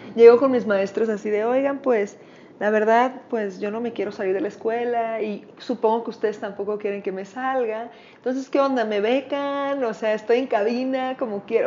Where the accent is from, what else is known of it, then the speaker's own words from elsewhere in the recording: Culiacán, Sinaloa, Mexico; moved away as an adult; now in Mexico City, Mexico; Me mudo a la Ciudad de México, yo soy de Culiacán, Sinaloa